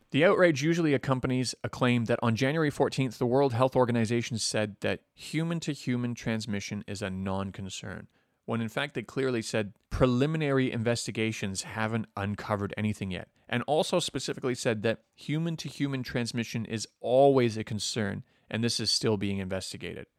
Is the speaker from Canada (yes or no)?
yes; Canada; moved away; Even as a Canadian